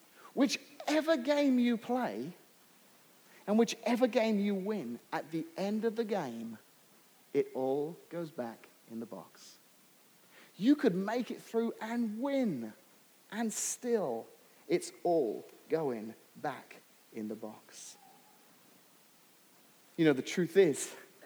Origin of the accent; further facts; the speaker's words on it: England, United Kingdom; now in United States; growing up in England